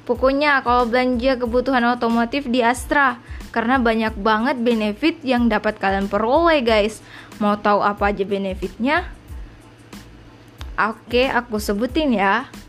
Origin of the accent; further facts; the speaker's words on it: Makassar, South Sulawesi, Indonesia; Gue salah satu siswi dari SMK Negeri 1 Makassar, jurusan bisnis daring dan pemasaran. Ya, betul, gue asli Bugis Makassar.